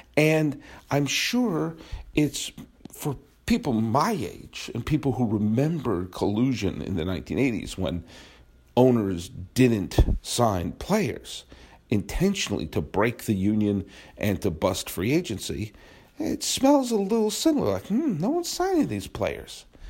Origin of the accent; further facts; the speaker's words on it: United States; I am an American. I'm a proud American